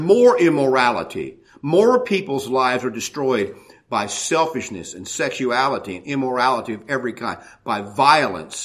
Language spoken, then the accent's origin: English; United States; as an American